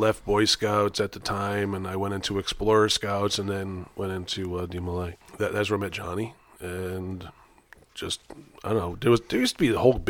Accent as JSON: {"language": "English", "town": "Shelton", "region": "Connecticut", "country": "United States", "said": "I'm from Shelton, Connecticut."}